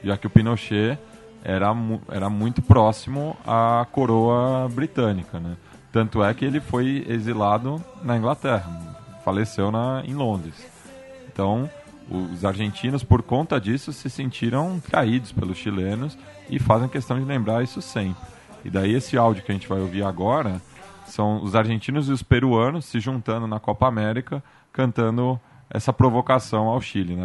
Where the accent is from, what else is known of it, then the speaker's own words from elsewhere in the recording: Brazil; accent: Rioplatense-influenced; sou brasileiro